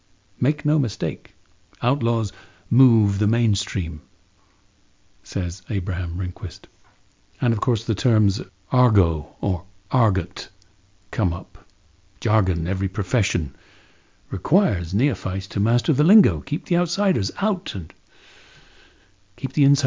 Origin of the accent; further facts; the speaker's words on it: London, United Kingdom; growing up in London